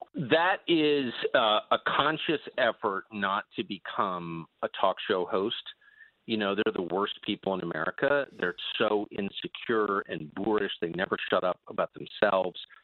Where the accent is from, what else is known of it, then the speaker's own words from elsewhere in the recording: La Jolla, California, United States; moved away; also born or lived in Georgetown, Washington, D.C.; I grew up in La Jolla, California, and Georgetown